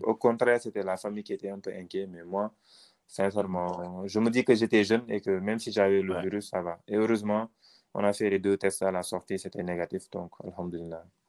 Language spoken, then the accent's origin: French; Senegal; nous, Noirs, qui, sommes au Sénégal